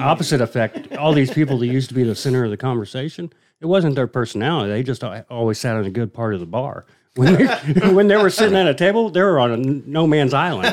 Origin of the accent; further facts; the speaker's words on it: Indiana, United States; growing up in Indiana